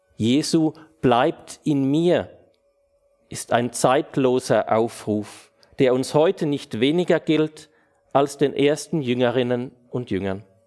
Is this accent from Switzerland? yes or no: yes; Switzerland; bei uns in der Schweiz